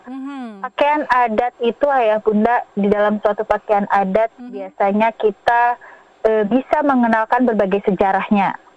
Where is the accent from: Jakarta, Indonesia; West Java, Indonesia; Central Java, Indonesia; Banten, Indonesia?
West Java, Indonesia; ya kalau saya dari Sunda saya kenalkan budaya Sunda secara perlahan.